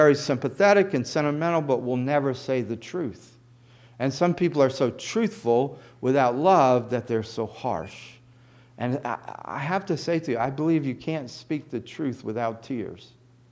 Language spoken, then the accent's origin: English; the South, United States; I grew up in the South